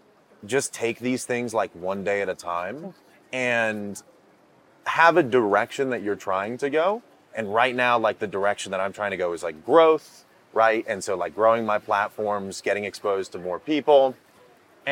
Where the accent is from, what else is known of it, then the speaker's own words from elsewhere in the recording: Maine, United States; I grew up in Maine